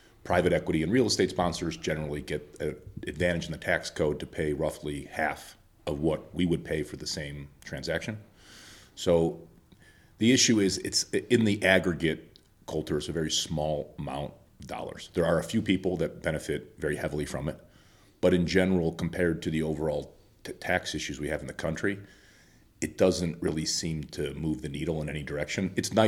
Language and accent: English; Chicago, Illinois, United States; Well, I would say I'm from Chicago originally, but I've lived all over the country